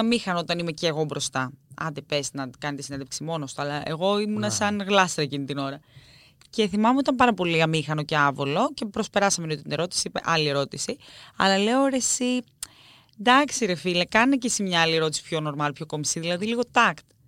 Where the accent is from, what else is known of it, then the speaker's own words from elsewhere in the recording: Greece; όσοι είμαστε και παιδιά τη επαρχία, έχουμε τέτοια βιώματα. Εγώ θυμάμαι μικρή να πηγαίνω στο χωριό μου